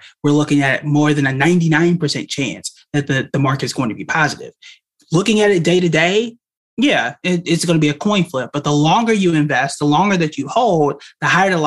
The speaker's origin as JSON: {"language": "English", "region": "Oklahoma", "country": "United States", "said": "I'm from Oklahoma"}